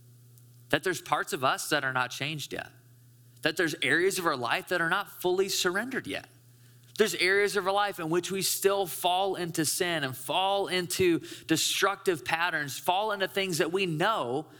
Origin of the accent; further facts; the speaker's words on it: Caledonia, Michigan, United States; I grew up in West Michigan. I grew up in like rural Caledonia.